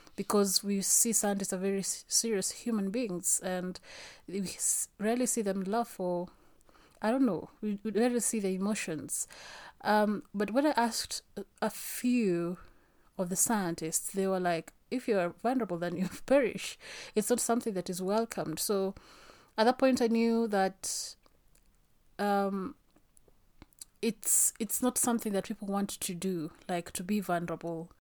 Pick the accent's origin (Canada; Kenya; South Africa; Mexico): Kenya; I am Kenyan